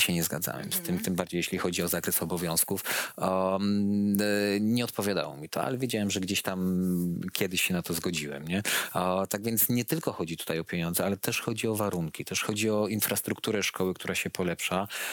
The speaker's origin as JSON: {"language": "Polish", "town": "Łódź", "region": "Łódź Voivodeship", "country": "Poland", "said": "u nas, u nas w Łodzi są szkoły"}